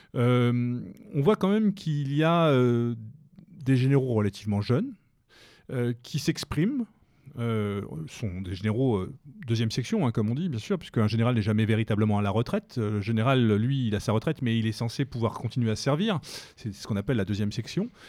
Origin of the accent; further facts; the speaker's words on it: France; chez nous, en France